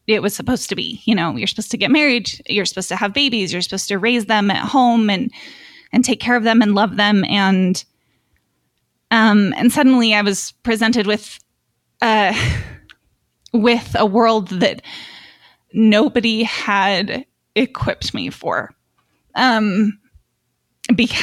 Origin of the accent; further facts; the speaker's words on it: Utah, United States; I was born and raised in Utah, active LDS, and so was my husband.